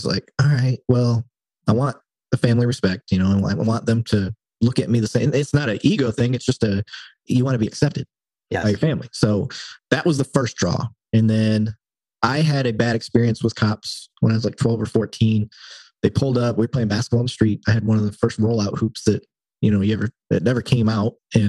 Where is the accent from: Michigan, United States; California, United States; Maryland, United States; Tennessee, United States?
Michigan, United States; Flint; I didn't really care for cops growing up in Flint